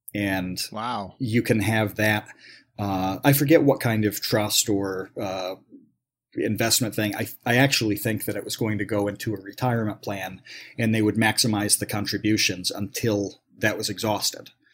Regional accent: New York, United States; I grew up in New York, so do I go to a SUNY school

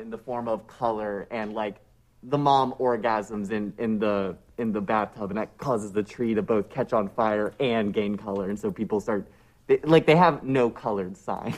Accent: United States; as an American

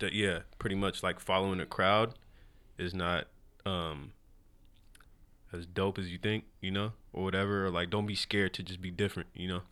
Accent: West Coast, United States; we're from the West Coast

